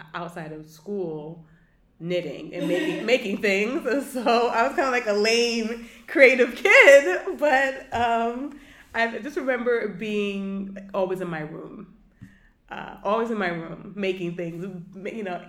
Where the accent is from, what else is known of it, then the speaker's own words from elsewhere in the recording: New York City, New York, United States; also born or lived in New Paltz, New York / Southern Africa / Bed-Stuy, Brooklyn; I pretty much stayed and grew up all my life in Canarsie.